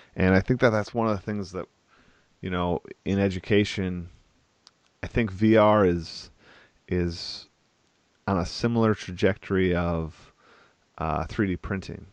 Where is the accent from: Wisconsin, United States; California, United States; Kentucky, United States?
Wisconsin, United States; I'm from Wisconsin